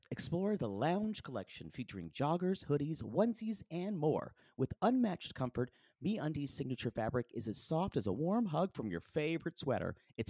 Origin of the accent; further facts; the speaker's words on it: Grand Rapids, Michigan, United States; I'm from Grand Rapids, Michigan, and I have a 27-year-old fiancé from Ladyville, Belize.